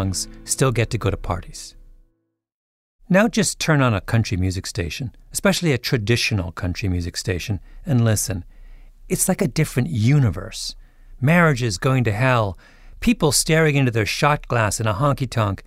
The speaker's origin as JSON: {"language": "English", "country": "Canada", "said": "I'm a Canadian"}